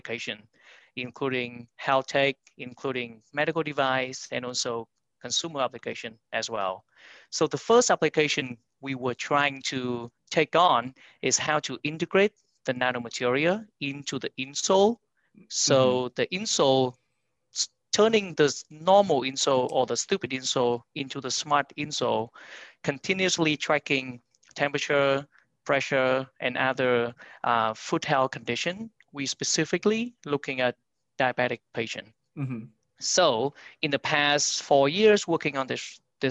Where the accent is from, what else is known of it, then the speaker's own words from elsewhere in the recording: Vietnam; moved away as an adult; now in New York City, United States; I'm born and raised in Vietnam